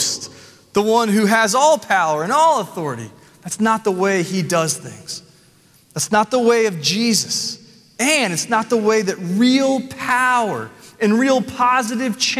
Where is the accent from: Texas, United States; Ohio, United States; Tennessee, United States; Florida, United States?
Tennessee, United States; Nashville; I'm from Nashville